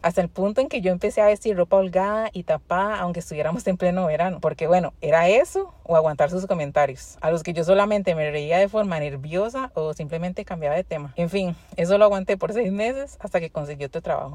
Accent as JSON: {"language": "Spanish", "country": "Costa Rica", "moved": "as an adult", "lives_now": "United States", "said": "Soy una tica que vive en Estados Unidos hace casi tres años."}